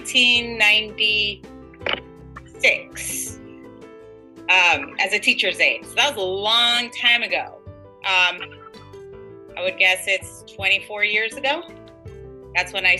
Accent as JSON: {"language": "English", "town": "Tecate", "region": "Baja California", "country": "Mexico", "tie": "born or raised there", "moved": "yes", "said": "I was born in Tecate, Mexico"}